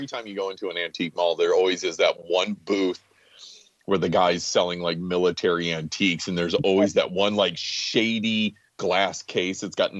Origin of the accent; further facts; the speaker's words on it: Greensboro, North Carolina, United States; I grew up in Greensboro.